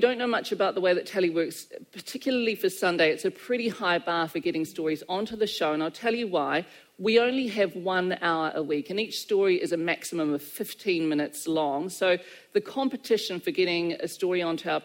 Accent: Christchurch, Canterbury, New Zealand; I love this city, it's my hometown

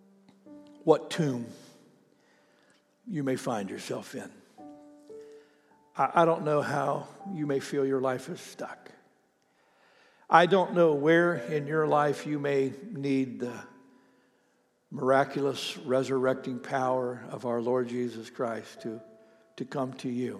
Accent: Ohio, United States; moved away; my hometown in Ohio

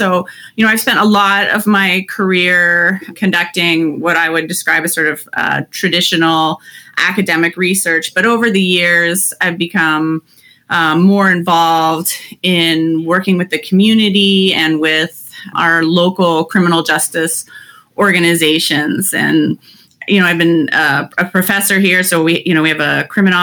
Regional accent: Canada; moved away as an adult; also born or lived in Toronto; now in Cleveland, United States; I'm actually originally from Canada.

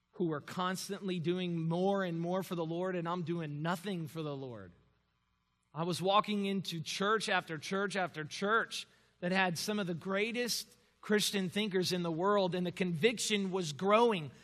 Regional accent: Miami, Florida, United States; moved away as an adult; also born or lived in Louisville, Kentucky; I had never left home before, home being Miami

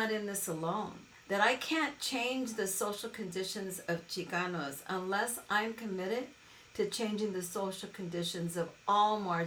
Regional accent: Los Angeles, California, United States; growing up in South Central Los Angeles

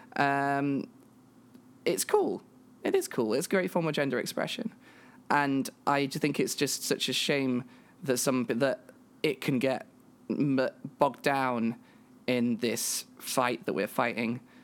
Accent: England, United Kingdom; I'm a British trans woman from England

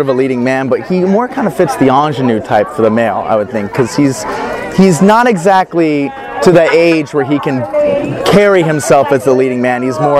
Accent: Dublin, Ohio, United States; now in Los Angeles, United States; I'm from Dublin, Ohio. Just moved to Los Angeles about 7 months ago to pursue acting in television and film.

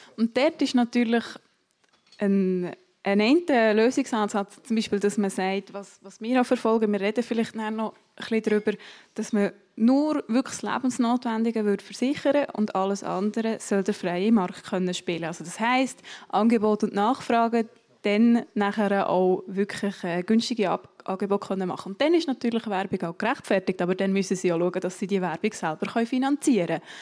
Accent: Matten, Bern, Switzerland; Ich komme aus Mathe, das ist neben Interlaken

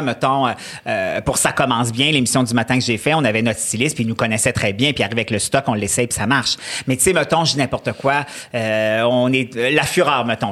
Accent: Quebec City, Quebec, Canada; also born or lived in Charlevoix; je suis née dans Charlevoix. On est resté jusqu'à l'âge de 6 ans. Après ça, on est parti à Québec.

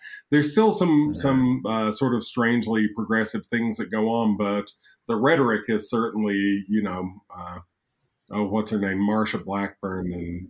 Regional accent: Tennessee, United States; now in Mexico; I'm from Tennessee, living in Mexico.

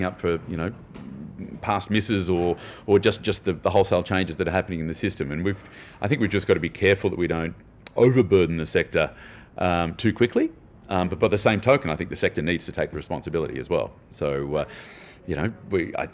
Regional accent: Australia; as an Australian

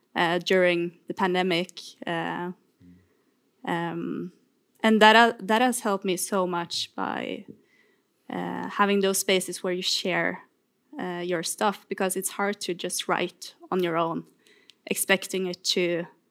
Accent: Trondheim, Trøndelag, Norway; moved away as an adult; I'm from Trondheim

